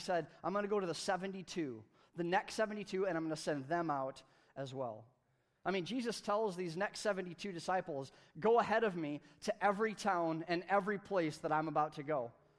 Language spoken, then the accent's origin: English; United States; they brought it through my hometown. And I can remember there was a parade, and they came over the bridge in Hastings, just a few miles south of here